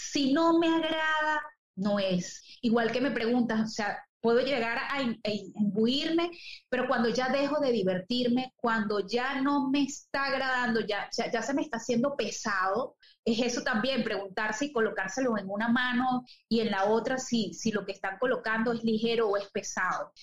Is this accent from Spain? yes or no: no; Venezuela; moved away as an adult; also born or lived in Chile / Paraguay; Acá ahora en, mi tierra donde este, nací